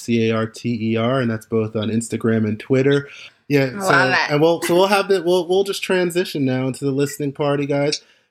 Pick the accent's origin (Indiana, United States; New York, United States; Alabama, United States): New York, United States; New York City; I'm from Brooklyn.